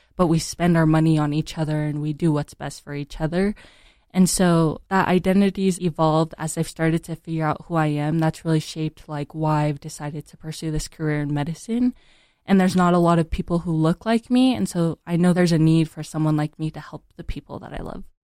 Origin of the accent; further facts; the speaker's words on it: Utah, United States; I'm from Utah County, so I'm also, like, part Caucasian. And so growing up in Utah County